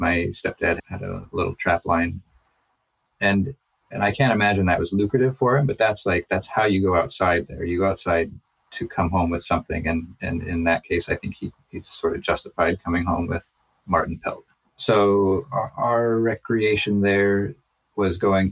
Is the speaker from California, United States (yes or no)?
no; McGrath, Alaska, United States; also born or lived in Missoula, Montana; I was born in Missoula, or so I'm told. I moved up to Alaska when I was four with my mom. And we moved straight to McGrath